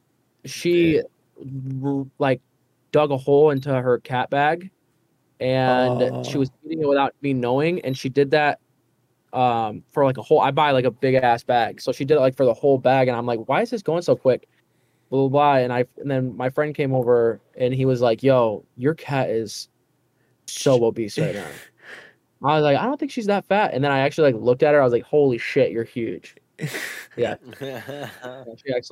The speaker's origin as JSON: {"language": "English", "town": "St. Johns", "region": "Michigan", "country": "United States", "tie": "born or raised there", "lives_now": "Lansing, United States", "said": "I'm doing a hometown show. It's in St. John's, in my hometown of St. John's"}